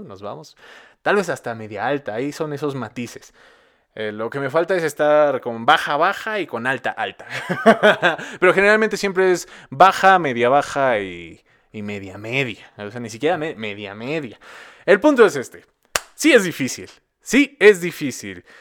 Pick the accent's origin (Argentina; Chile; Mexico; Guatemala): Mexico; vivo en Latinoamérica, soy residente de México